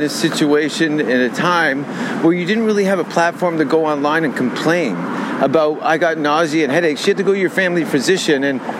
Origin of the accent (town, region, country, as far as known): Hamilton, Ontario, Canada; born or raised there